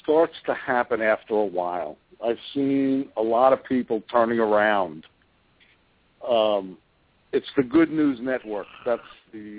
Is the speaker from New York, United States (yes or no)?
yes; New York, United States; moved away as an adult; also born or lived in Miami / Chicago; I also grew up in New York.